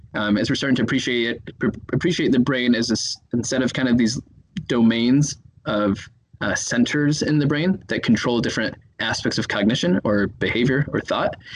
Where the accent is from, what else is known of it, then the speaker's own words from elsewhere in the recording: Chicago, Illinois, United States; moved away as an adult; now in Minneapolis, United States; I'm from Chicago, Illinois